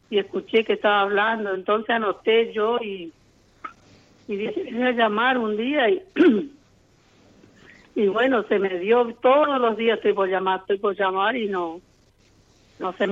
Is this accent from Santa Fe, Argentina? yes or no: yes; Villa Ana, Santa Fe, Argentina; Villocampo y 25 kilómetros más, eh, ahí es mi pueblito que se llama Villa Ana.